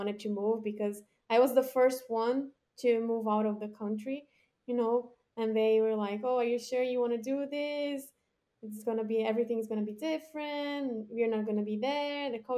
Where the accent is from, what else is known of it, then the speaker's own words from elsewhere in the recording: São Paulo, Brazil; first language Portuguese; English is a second language; moved away as an adult; now in New York, United States; I am from Sao Paulo, Brazil. I grew up there.